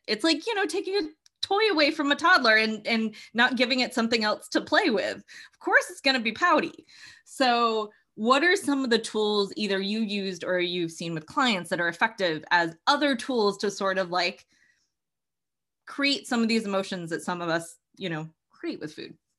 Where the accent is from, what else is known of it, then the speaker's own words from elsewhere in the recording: Massachusetts, United States; I'm from the Northeast. I'm from Massachusetts.